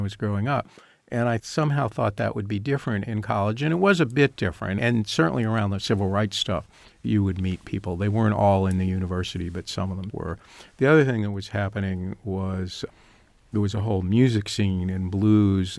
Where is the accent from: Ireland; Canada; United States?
United States; Northern Virginia; moved away as an adult; also born or lived in Chicago; I grew up in Northern Virginia